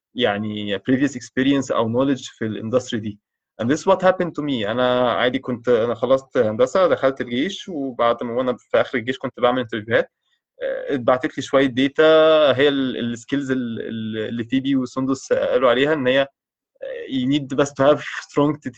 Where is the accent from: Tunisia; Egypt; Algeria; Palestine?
Egypt